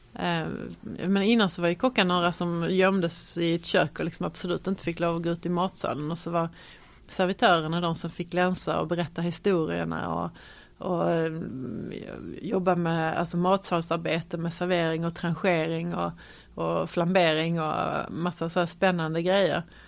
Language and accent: Swedish; Malmö, Skåne, Sweden; Jag är född och eh, uppvuxen i Malmö